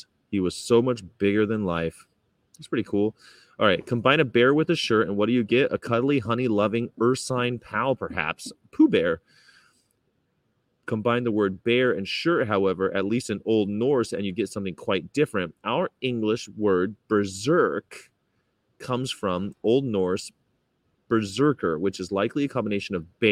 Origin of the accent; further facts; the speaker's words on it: California, United States; I'm from California, traveling America